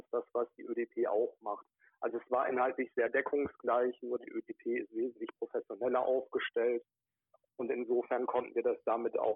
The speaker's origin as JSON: {"language": "German", "region": "North Rhine-Westphalia", "country": "Germany", "tie": "born or raised there", "said": "Genau, ich komme aus der Nähe von Wuppertal gebürtig, bin da groß geworden, habe dort meine ersten politischen Erfahrungen gesammelt"}